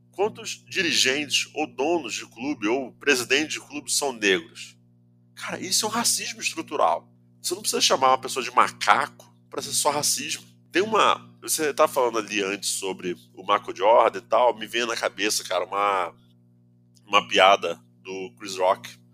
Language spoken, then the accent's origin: Portuguese; Nova Iguaçu, Rio de Janeiro, Brazil; da onde eu venho também, pô, venho de Nova Iguaçu